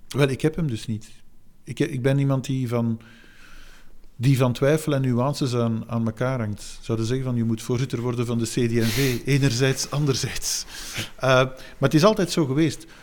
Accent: Flanders, Belgium; de plek waar ik geboren ben en het tijdstip waarop ik geboren ben. Dat is niet om, om vier uur, uh, heeft men mij later verteld, op, op een zondag. Eh, de plek namelijk Vlaanderen

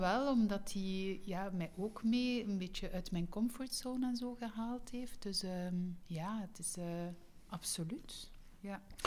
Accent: East Flanders, Belgium; moved away as an adult; now in West Flanders, Belgium; ik ben zelf van Oost-Vlaanderen. nu ben ik West-Vlaming

